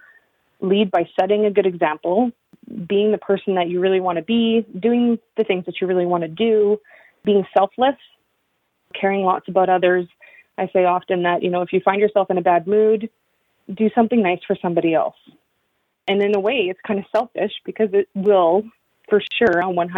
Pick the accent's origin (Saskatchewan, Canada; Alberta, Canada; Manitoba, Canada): Alberta, Canada; northern; now in Yukon, Canada; where I grew up in northern Alberta